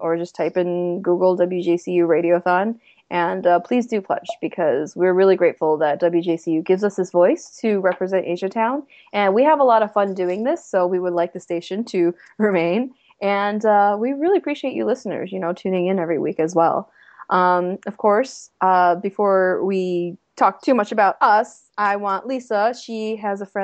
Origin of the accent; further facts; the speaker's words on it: China; now in Cleveland, United States; I was born in China. I'm mostly of a Chinese background